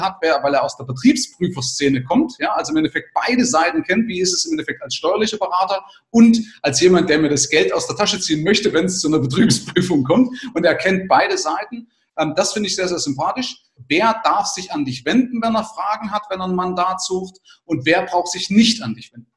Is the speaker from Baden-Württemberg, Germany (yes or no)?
no; Bavaria, Germany; bei uns in Bayern